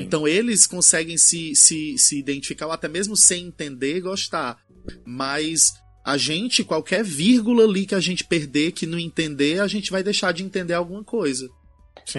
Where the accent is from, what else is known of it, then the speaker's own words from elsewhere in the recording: Brazil; somos brasileiros